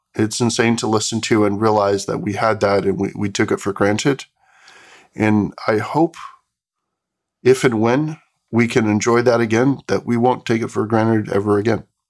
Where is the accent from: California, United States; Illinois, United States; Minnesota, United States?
California, United States; Bay Area; something I grew up with in the Bay Area